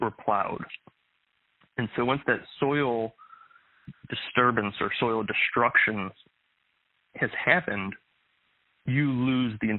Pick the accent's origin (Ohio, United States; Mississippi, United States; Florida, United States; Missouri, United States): Missouri, United States; St. Louis; growing up in the St. Louis area, here in Missouri, I was raised on a one-acre piece of property